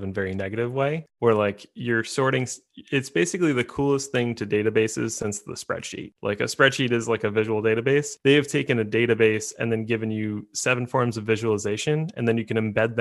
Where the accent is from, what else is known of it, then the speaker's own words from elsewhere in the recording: United States; being an American